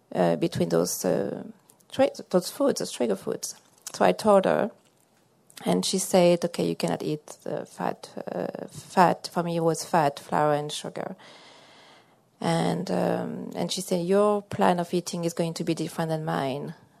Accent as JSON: {"language": "English", "country": "France", "also_born_or_lived": "central Massachusetts", "moved": "yes", "lives_now": "Massachusetts, United States", "said": "I'm from uh, central Massachusetts, but I'm originally from France."}